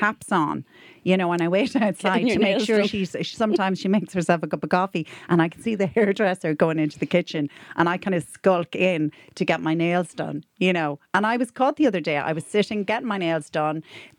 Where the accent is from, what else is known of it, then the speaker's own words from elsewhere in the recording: Ireland; as an Irish person